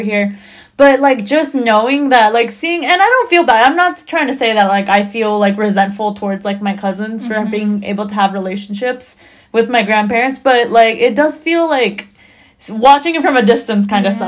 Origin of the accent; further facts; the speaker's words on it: Long Beach, California, United States; also born or lived in Mexico; Long Beach, which I've been here my whole mm-hmm. life